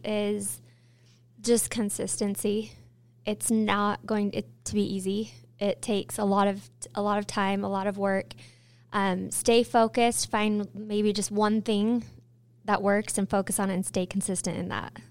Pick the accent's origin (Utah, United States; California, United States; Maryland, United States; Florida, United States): Utah, United States; born and raised in Utah